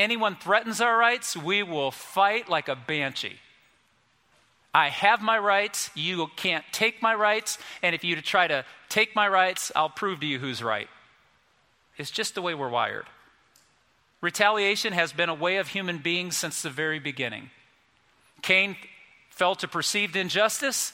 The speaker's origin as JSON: {"language": "English", "country": "United States", "said": "we're American."}